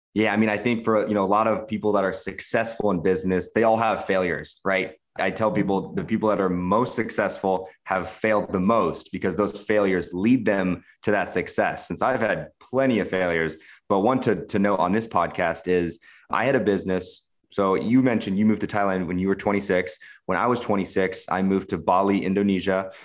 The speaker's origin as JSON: {"language": "English", "region": "Washington", "country": "United States", "tie": "born or raised there", "moved": "as an adult", "said": "I'm American. I'm 28 years old. I grew up in Washington State."}